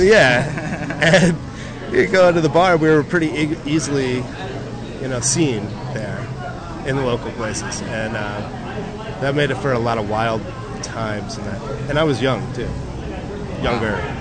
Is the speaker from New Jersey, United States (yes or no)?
yes; New Jersey, United States; now in San Diego, United States; I'm from New Jersey